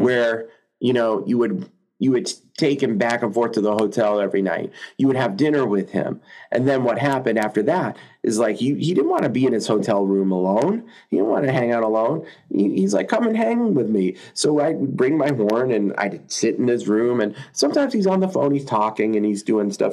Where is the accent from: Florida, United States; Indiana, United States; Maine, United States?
Maine, United States; Central; moved away as an adult; also born or lived in Boston; now in Kansas City, United States; I grew up there in Central Maine